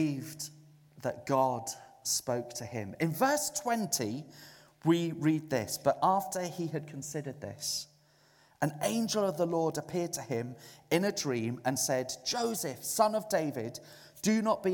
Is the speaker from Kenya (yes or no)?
no; Zululand, KwaZulu-Natal, South Africa; now in United Kingdom; I was brought up in Zululand in South Africa.